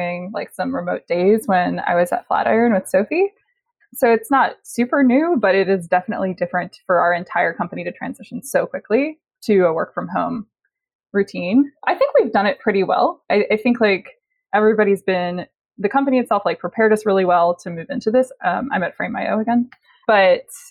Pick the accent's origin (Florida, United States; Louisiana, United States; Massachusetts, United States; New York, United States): Louisiana, United States; New Orleans; now in Brooklyn, United States; where I'm from, New Orleans, there are coyotes now